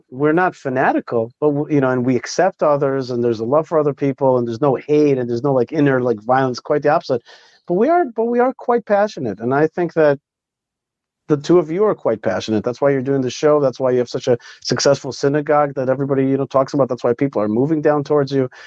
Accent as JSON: {"language": "English", "country": "Israel", "said": "I wanted to learn American law to go back to my home country, Israel, and to effectuate change"}